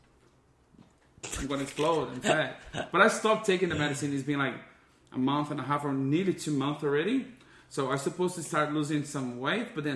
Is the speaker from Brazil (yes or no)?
yes; Brazil; moved away as an adult; now in Adelaide, Australia; I'm from Brazil